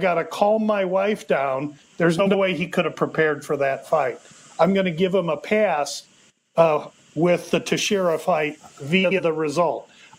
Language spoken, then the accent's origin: English; Omaha, Nebraska, United States; I'm from Omaha